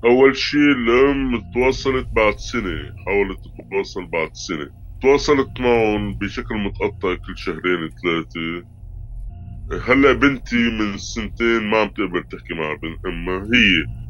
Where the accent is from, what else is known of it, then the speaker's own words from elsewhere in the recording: Syria; moved away as an adult; now in Italy; جيت من سوريا آه، خلال الحرب يعني 2017 طلعت من سوريا بشهر تموز على إيطاليا